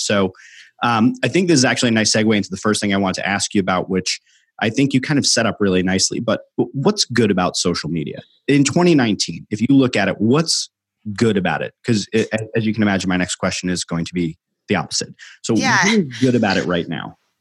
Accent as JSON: {"language": "English", "region": "New York", "country": "United States", "tie": "born or raised there", "moved": "yes", "lives_now": "Philadelphia, United States", "said": "growing up in New York and living in Philadelphia"}